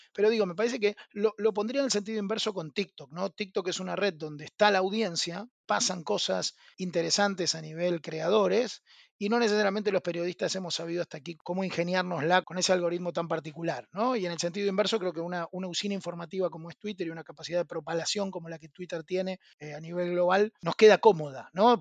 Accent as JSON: {"language": "Spanish", "country": "Argentina", "said": "soy argentino"}